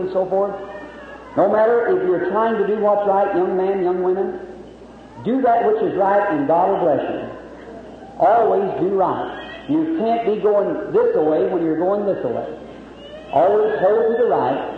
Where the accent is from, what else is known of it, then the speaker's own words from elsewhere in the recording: Jeffersonville, Indiana, United States; also born or lived in Cumberland County, Kentucky; I am very happy to be in my hometown